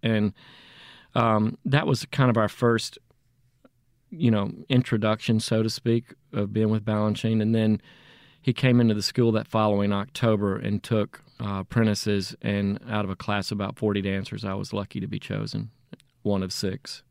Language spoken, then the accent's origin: English; Jackson, Mississippi, United States; also born or lived in Natchez, Mississippi; we moved from Natchez when I was two to Jackson